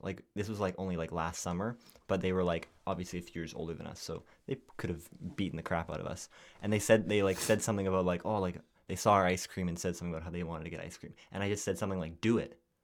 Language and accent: English; Canada; we're like, "Canada."